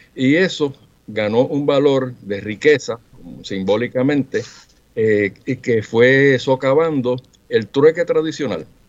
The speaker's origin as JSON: {"language": "Spanish", "town": "Mayagüez", "country": "Puerto Rico", "tie": "born or raised there", "said": "mi ciudad natal de Mayagüez"}